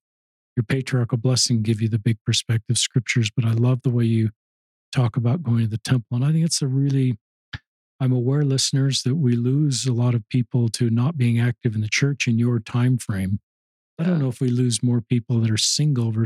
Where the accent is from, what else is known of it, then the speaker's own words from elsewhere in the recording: Cottonwood High School area, Salt Lake Valley, Utah, United States; where I grew up in Cottonwood High School, it's a commuter high school. It's right in the middle of the valley.